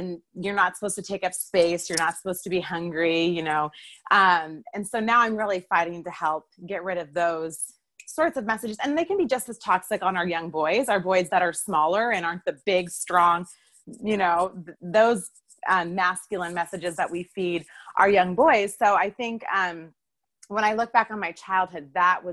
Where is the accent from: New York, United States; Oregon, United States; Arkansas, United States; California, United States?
Oregon, United States; I grew up in Oregon.